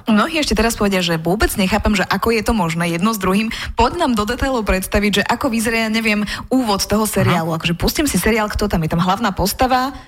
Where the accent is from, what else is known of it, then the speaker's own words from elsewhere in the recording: Slovakia; Ja ako správny Slovák